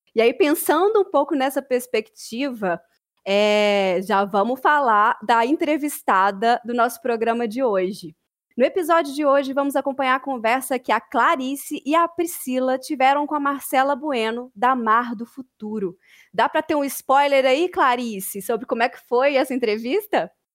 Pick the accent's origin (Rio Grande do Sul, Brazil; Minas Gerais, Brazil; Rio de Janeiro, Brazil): Minas Gerais, Brazil; Brumadinho; nascida e criada em Brumadinho, aqui pertinho de BH